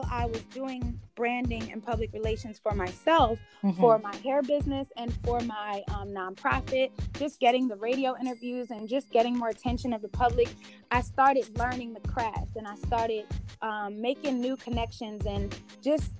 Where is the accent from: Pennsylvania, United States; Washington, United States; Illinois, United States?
Pennsylvania, United States; Philadelphia; I'm originally from Philadelphia.